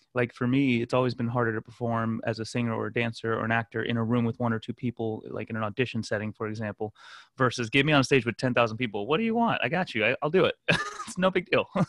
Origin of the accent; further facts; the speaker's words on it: Fort Lauderdale, Florida, United States; also born or lived in Glen Cove, Long Island, New York; ended up moving to South Florida. Grew up in the Fort Lauderdale, Miami area